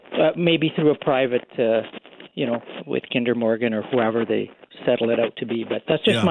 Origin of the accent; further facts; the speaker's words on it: Canada; As a Canadian citizen, 55 years old